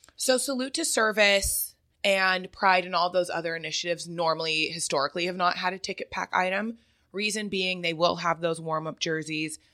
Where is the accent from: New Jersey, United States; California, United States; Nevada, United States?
California, United States; Ontario; also born or lived in Huntington Beach, California; I grew up in the Ontario area. I then moved to Huntington Beach